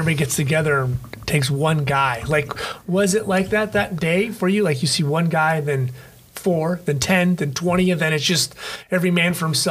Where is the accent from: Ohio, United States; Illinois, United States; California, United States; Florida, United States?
California, United States; La Habra; I grew up in La Habra